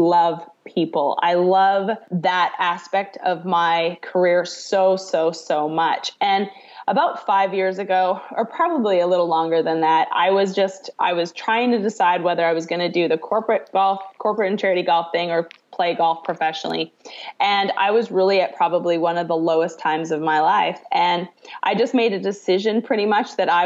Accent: Canada; moved away as an adult; now in Arkansas, United States; I'm originally from Canada. I grew up in Canada. I now actually call Arkansas home.

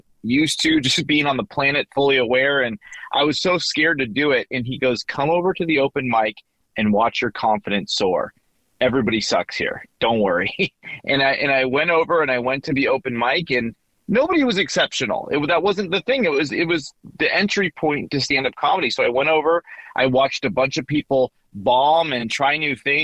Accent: Los Angeles, California, United States; Born and raised in Los Angeles, California

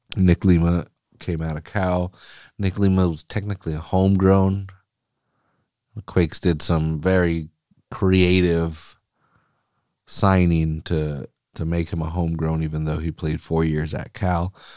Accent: Mexico; first language Spanish; English is a second language; I'm, I'm Mexican. I, I, Spanish was my first language, and I'm terrible at it now

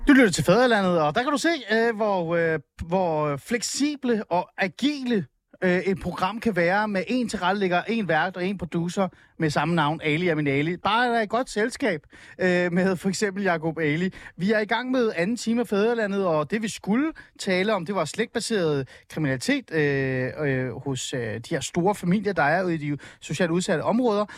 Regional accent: Helsingør, Capital Region of Denmark, Denmark; jeg voksede op i Helsingør

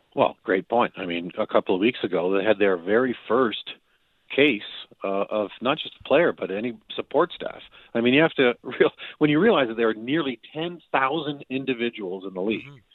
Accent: Windsor, Ontario, Canada; I'm from the Windsor area, across the river from Detroit

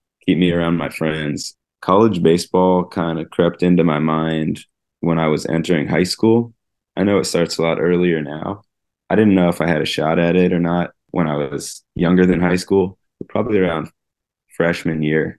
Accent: Los Angeles, California, United States; moved away as an adult; also born or lived in Evanston, Illinois / Birmingham, Alabama; I grew up in Encino, California, which is a suburb outside of Los Angeles

